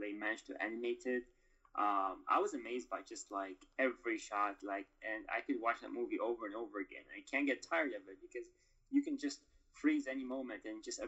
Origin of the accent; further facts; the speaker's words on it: Doha, Qatar; moved away as an adult; also born or lived in Mosul, Iraq; We went to live in Qatar, in Doha, Qatar. And so I stayed there basically all my life. I grew up there